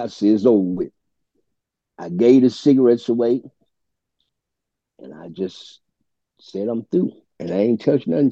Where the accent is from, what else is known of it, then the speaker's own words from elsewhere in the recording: Chicago, Illinois, United States; I'm from Chicago Avenue and Pulaski. And that's one of the worst neighborhoods in the city of Chicago.